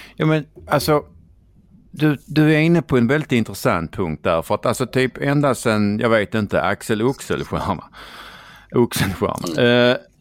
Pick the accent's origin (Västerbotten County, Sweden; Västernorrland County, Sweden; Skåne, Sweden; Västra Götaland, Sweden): Skåne, Sweden; accent: Scanian; prata skånska och röra sig i Stockholm